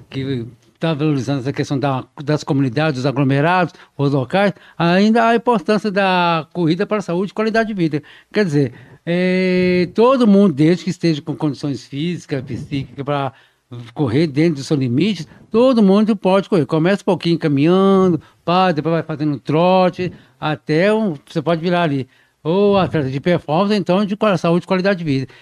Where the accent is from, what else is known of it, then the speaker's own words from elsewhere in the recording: João Monlevade, Minas Gerais, Brazil; minha terra aí, você falou, João Molevade, que eu nasci lá